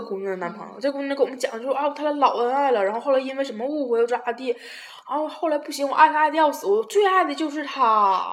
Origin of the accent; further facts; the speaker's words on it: Tieling, Liaoning, China; 我说我是铁岭的